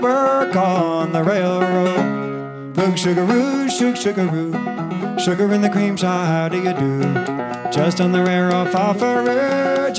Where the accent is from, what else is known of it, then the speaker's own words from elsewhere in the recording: Northeast, United States; now in London, United Kingdom; And we both live in London. We're both from the Northeast.